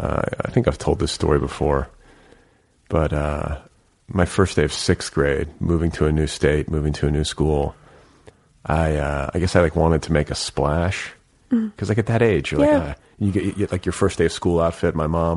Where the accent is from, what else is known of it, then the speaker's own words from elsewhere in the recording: Milwaukee, Wisconsin, United States; I came from Milwaukee and like, it was this huge, it was the sport.